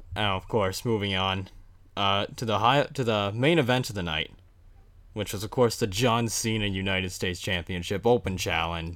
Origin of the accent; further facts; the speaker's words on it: Canada; being two Canadian boys